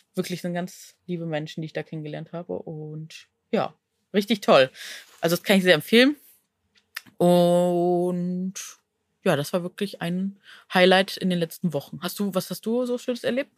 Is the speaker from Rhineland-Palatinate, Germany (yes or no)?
no; Neuss, North Rhine-Westphalia, Germany; moved away; aus meiner Heimat, also Neuss